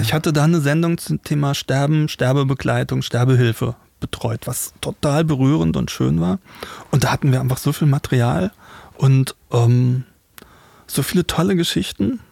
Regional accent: Rhenish Hesse, 20 km south of Mainz, Rhineland-Palatinate, Germany; ich bin in Rheinhessen groß geworden, 20 Kilometer südlich von Mainz

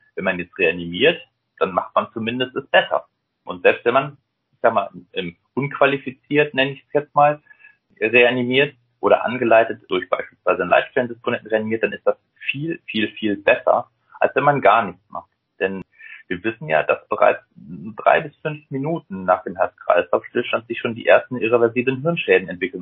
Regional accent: Rhineland, Germany; now in Hamburg, Germany; Ja, also ich komme aus dem Rheinland, deswegen so der Rheinländer an für sich

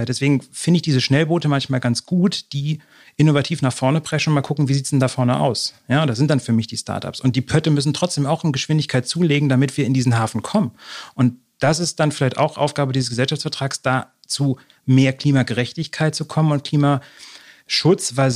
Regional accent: North German coast, Germany; lustigerweise bin ich ja auch an der Küste groß geworden. Ich kenne halt immer noch diese Riesenpötte, die da vor mir vorbeifahren.

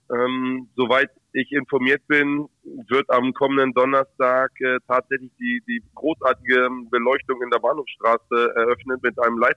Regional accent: Hanover, Lower Saxony, Germany; Oh, schon der Maschsee, weil, weil ich äh, ein Hannoveraner Junge bin und ähm, das meine Heimat ist.

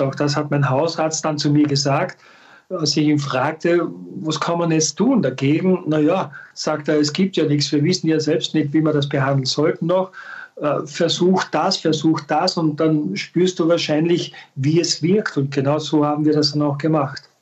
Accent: Austria; bei uns in Österreich

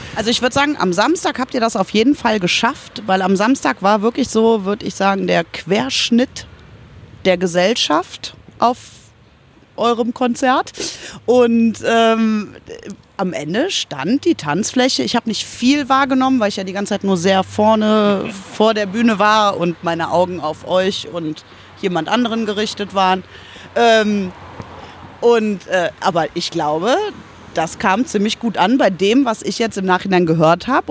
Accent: Germany; bei uns in Glen, da komme ich her

